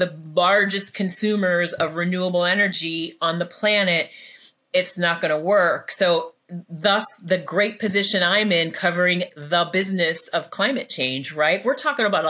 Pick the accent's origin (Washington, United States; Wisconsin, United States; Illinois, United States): Illinois, United States; I'm from Illinois.